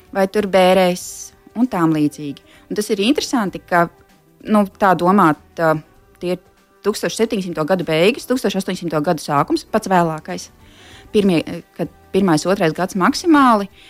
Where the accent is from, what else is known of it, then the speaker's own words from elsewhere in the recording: near Smiltene, northern Vidzeme, Latvia; Tā ir mana dzimtā puse, uh, netālu no smiltenes, ziemeļvidzemē